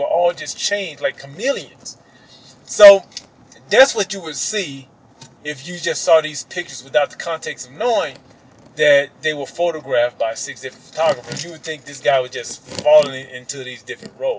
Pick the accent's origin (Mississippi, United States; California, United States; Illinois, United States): Mississippi, United States; my growing up in Mississippi